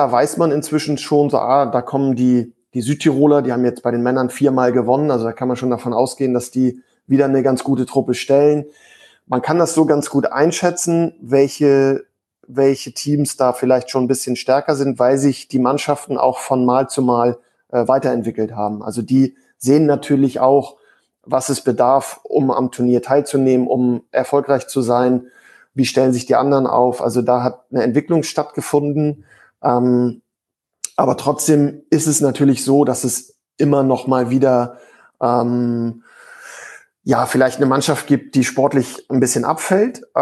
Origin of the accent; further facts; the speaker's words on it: Danish minority in Germany, Schleswig-Holstein, Germany; also ich selber ähm, bin, bin, sag ich mal, Kind der dänischen Minderheit in, in Deutschland.